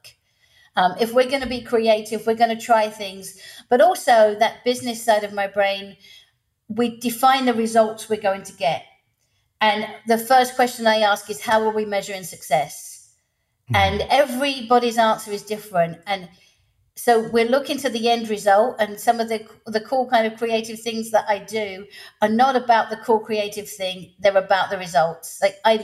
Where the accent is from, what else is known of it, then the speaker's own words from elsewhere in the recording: England, United Kingdom; moved away as an adult; now in Louisiana, United States; I'm English, living in the States